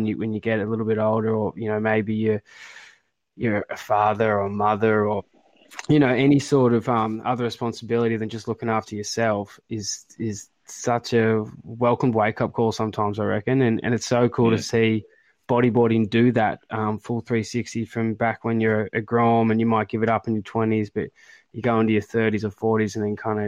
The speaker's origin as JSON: {"language": "English", "town": "Grays Point", "region": "New South Wales", "country": "Australia", "tie": "born or raised there", "said": "I grew up in Grays Point"}